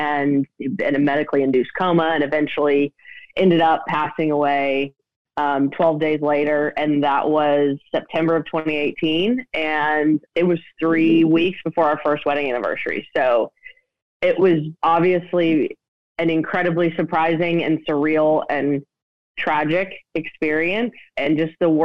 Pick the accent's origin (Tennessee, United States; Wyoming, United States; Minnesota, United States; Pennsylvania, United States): Tennessee, United States; Nashville; I grew up in Nashville, live here now.